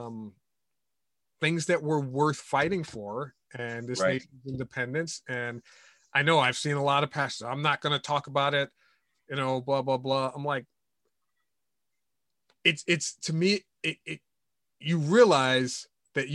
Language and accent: English; United States; I'm an American citizen. I'm a Christ follower